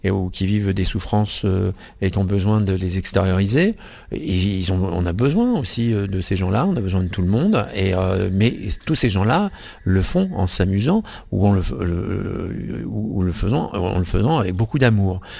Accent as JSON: {"language": "French", "region": "Centre-Val de Loire", "country": "France", "tie": "born or raised there", "also_born_or_lived": "Hauts-de-France", "said": "Alors j'ai grandi un pied dans le Berry et un pied dans le nord de la France."}